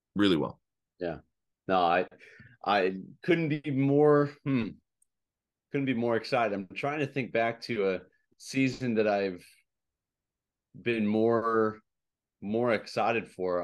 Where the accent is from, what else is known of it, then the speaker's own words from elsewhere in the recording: Chicago, Illinois, United States; now in Hawaii, United States; I'm originally from Chicago